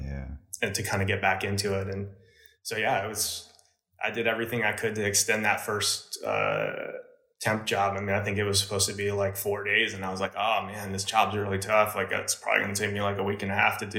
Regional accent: New Jersey, United States; where I grew up in New Jersey. It was pretty suburban

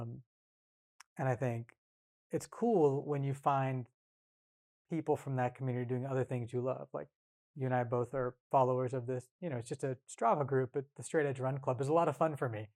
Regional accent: rural Northern California, United States; also born or lived in Bay Area, California; Came up in punk and hardcore, like I said, in rural Northern California

